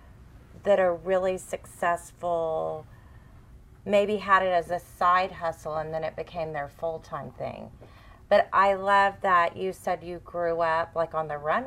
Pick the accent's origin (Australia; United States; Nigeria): United States; Fort Bend County, Texas; I grew up in Fort Bend County